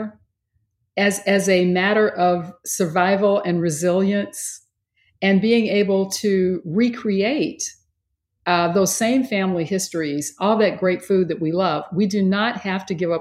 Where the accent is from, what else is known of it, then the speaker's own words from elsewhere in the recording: Texas, United States; I grew up in Texas